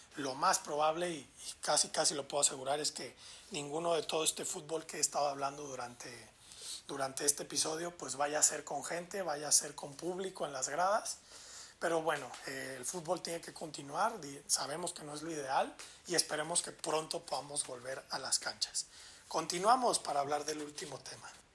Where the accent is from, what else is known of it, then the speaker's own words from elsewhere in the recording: Mexico; así somos los mexicanos